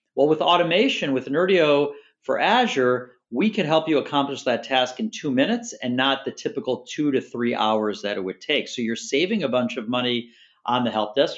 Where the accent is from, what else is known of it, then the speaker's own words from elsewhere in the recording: Chicago, Illinois, United States; now in Staten Island, New York, United States; I'm originally from Chicago